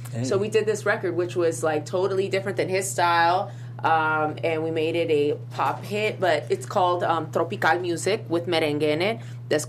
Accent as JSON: {"language": "English", "country": "El Salvador", "said": "I'm from El Salvador."}